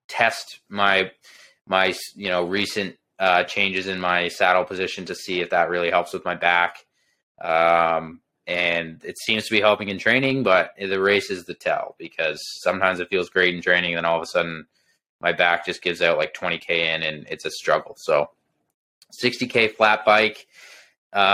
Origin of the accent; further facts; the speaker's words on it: Belleville, Ontario, Canada; my hometown, Belleville.